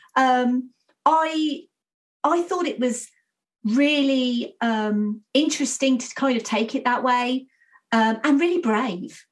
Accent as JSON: {"language": "English", "country": "United Kingdom", "said": "I'm British"}